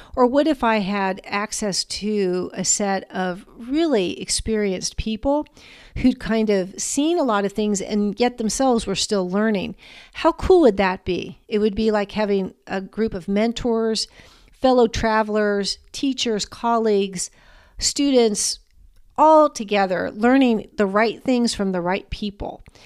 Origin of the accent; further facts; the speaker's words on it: Washington, District of Columbia, United States; I grew up in the Washington, D C area